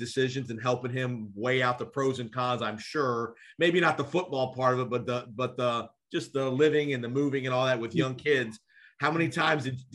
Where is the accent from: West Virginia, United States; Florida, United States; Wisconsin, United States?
Florida, United States; Tampa; I grew up in Tampa